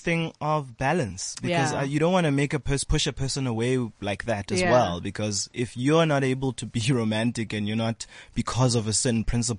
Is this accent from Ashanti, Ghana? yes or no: yes; Ashanti, Ghana; I'm an Ashanti. I come from the Gold Coast.